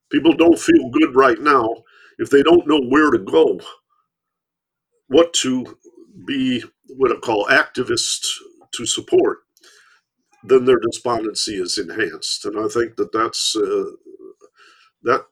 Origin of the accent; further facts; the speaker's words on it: Michigan, United States; I grew up in Michigan